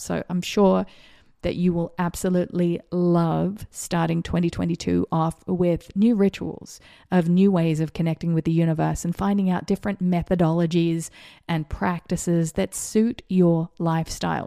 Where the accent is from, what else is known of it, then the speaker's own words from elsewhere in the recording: Australia; moved away; also born or lived in Vero Beach, Florida; I grew up in schools in Australia where you had to slip, slop, slap.